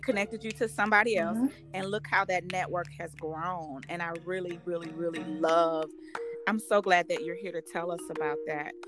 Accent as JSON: {"language": "English", "town": "St. Louis", "region": "Missouri", "country": "United States", "also_born_or_lived": "Hoffman Estates, Illinois / Elgin, Illinois", "moved": "as an adult", "said": "I moved away from St. Louis"}